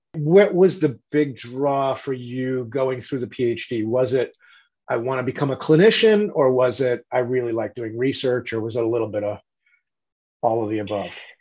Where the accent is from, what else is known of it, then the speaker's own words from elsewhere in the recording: New England, United States; I grew up in New England